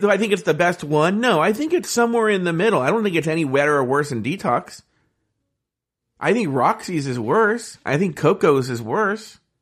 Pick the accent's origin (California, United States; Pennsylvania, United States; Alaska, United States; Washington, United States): California, United States; Ontario; growing up in Ontario and playing baseball